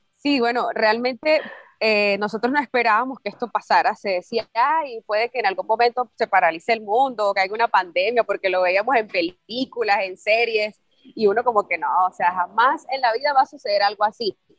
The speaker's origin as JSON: {"language": "Spanish", "town": "San Cristóbal", "region": "Táchira", "country": "Venezuela", "moved": "yes", "lives_now": "Medellín, Colombia", "said": "somos familia, venimos de San Cristóbal"}